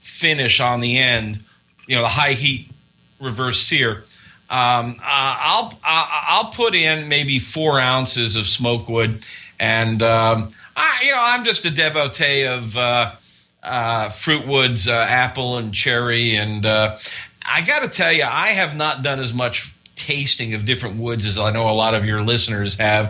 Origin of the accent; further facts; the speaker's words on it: Florida, United States; I was raised in Florida